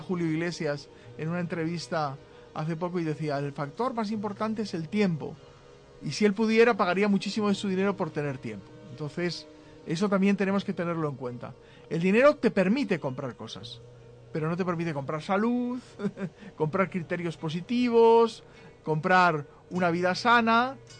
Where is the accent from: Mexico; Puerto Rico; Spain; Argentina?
Spain; En España, muchos nos sentimos españoles, pues la verdad es que en el territorio llamado España somos españoles.